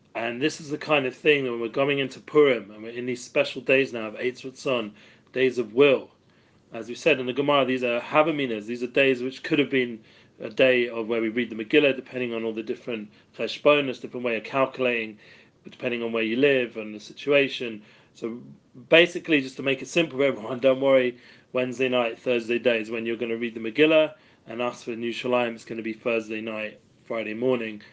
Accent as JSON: {"language": "English", "region": "England", "country": "United Kingdom", "moved": "yes", "lives_now": "Jerusalem, Israel", "said": "I'm English."}